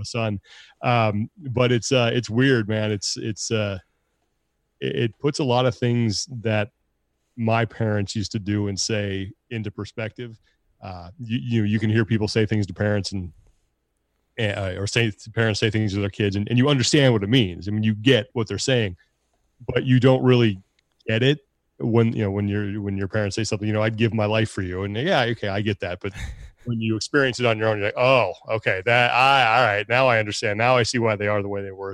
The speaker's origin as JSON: {"language": "English", "town": "Sacramento", "region": "California", "country": "United States", "tie": "born or raised there", "also_born_or_lived": "Long Beach, California / Kalispell, Montana", "moved": "as an adult", "lives_now": "San Jose, United States", "said": "growing up in Sacramento"}